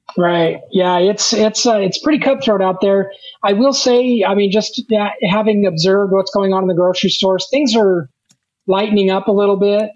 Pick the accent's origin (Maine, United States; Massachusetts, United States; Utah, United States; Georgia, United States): Utah, United States; Ogden; my hometown of Ogden, Utah.